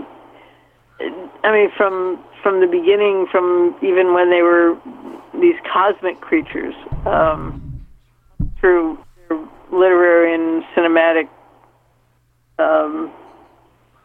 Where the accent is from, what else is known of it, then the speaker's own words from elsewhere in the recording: Minnesota, United States; I grew up in Minnesota.